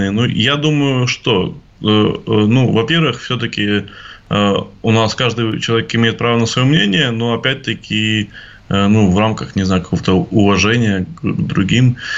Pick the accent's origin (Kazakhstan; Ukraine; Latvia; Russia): Russia; Россия – это моя страна, э, которую я люблю. Мне, э, я, я горжусь своей страной, мне приятно Э, э, что я россиянин